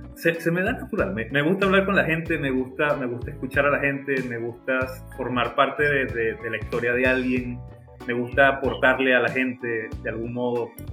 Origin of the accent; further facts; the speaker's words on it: El Tigre, Anzoátegui, Venezuela; yo soy del Tigre, eh, del estado de en, Venezuela